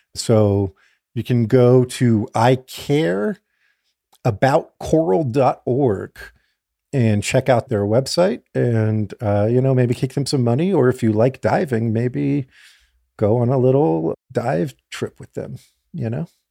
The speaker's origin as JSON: {"language": "English", "region": "South Florida", "country": "United States", "tie": "born or raised there", "said": "I grew up in South Florida"}